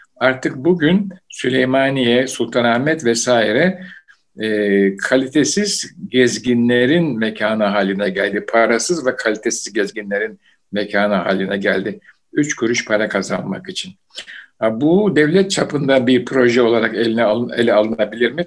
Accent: Istanbul, Turkey; bu gök kubbemizin içinde büyüdüm. Yani işte Beyazıt, İstanbul

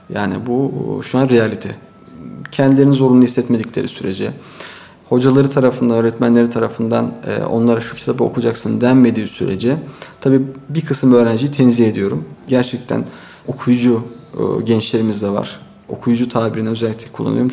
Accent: Istanbul, Turkey; also born or lived in Çanakkale; 1974 İstanbul doğumluyum. Ee, ilk orta e, lise eğitimimi İstanbul Yeşilköy'de e, tamamladım.

